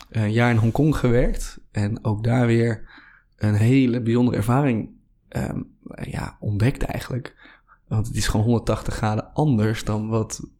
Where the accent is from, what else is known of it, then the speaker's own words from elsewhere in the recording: Hoogeveen, Drenthe, Netherlands; also born or lived in Hoek van Holland; Ja, ik ben ooit geboren in, uh, in Schaafzanden, ergens in, ergens in de Hoek van Holland. Op mijn tiende verhuisde naar Hogeveen in Drenthe. Compleet andere